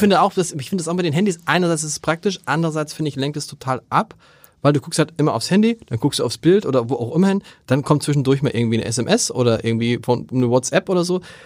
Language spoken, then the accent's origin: German; Hamburg, Germany; moved away; bin ich ja theoretisch gebürtiger Hamburger